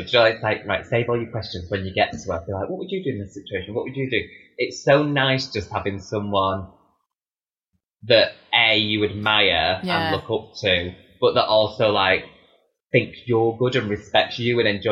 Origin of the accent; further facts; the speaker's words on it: the north of England, United Kingdom; accent: Northern; my Northern accent